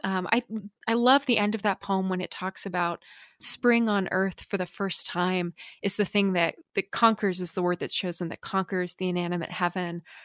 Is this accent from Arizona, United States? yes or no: yes; Glendale, Arizona, United States; now in Tucson, United States; I grew up in Glendale or close to Glendale, Arizona